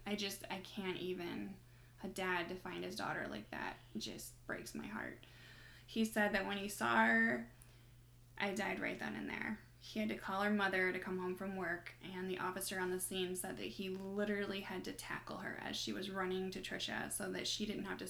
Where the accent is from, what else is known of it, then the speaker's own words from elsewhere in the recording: Indiana, United States; growing up in Indiana myself